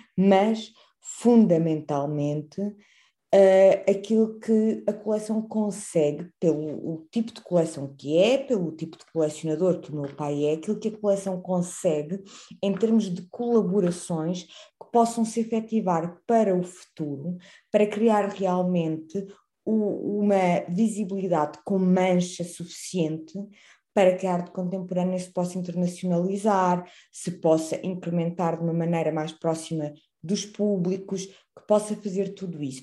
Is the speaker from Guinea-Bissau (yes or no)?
no; Campo Maior, Alentejo, Portugal; eu cresci em Campo Maior